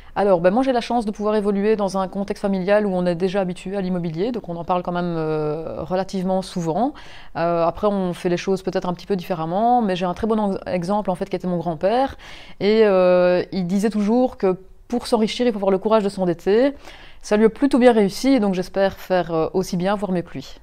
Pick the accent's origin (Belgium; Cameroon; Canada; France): Belgium; Mons, Wallonia; je suis originaire de Mons